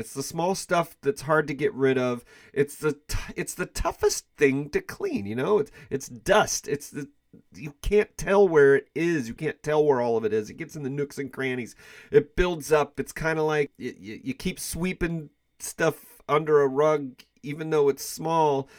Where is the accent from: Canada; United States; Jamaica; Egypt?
United States; Kansas City; I am from the Kansas City area